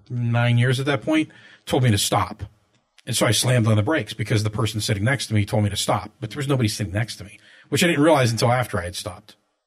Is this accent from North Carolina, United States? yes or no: no; Pittsburgh, Pennsylvania, United States; moved away as an adult; also born or lived in Arizona; I lived in Arizona for about 8 years or so, and I drove back from Arizona back to Pittsburgh.